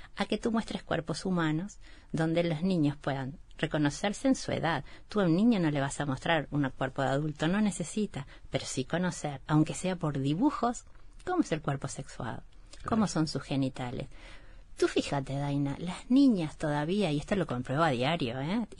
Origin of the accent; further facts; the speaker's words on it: Durazno countryside, Uruguay; soy del campo de Durazno